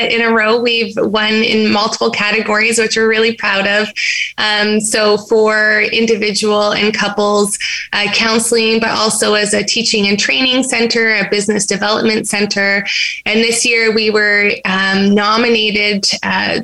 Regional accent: Wabaseemoong First Nation, Treaty 3, Ontario, Canada; I am Anishinaabe. I'm from Treaty 3, Wabascang First Nation

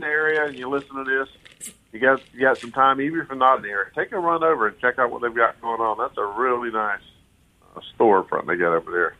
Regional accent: Polk County, Florida, United States; I grew up here in Polk County with my grandparents crappie fishing and bass fishing and pan fishing

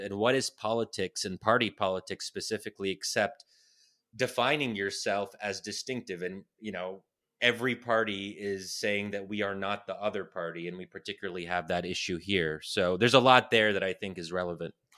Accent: United States; me as an American Muslim born and raised here, I'm so thankful that I'm American and that my parents immigrated here

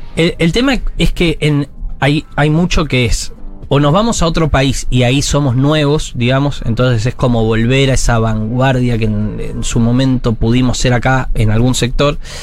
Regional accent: Buenos Aires, Argentina

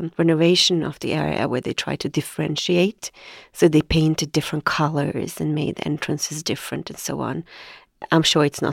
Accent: Bromsten/Brandbergen, outside Stockholm, Stockholm County, Sweden; I grew up in Brambergen, which is maybe half an hour outside of Stockholm.

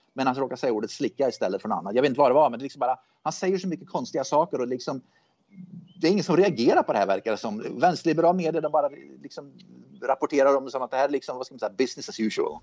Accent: Sweden; now in United States; jag är med i såna här Facebookgrupper då, s, för svenskar som bor i USA

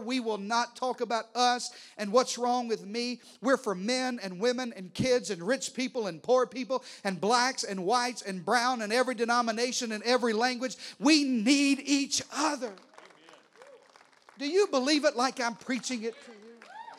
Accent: Texas, United States; Listen, I'm a Texan preacher. I drive an F-150, and I stand up and salute the... I'm red, white, and blue.

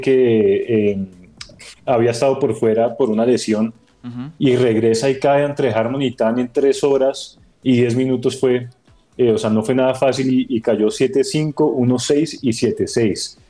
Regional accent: Colombia; nosotros como colombianos

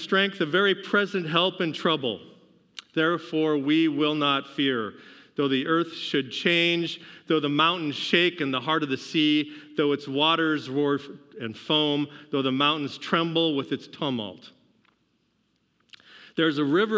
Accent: Seattle, Washington, United States; moved away; I come from Seattle

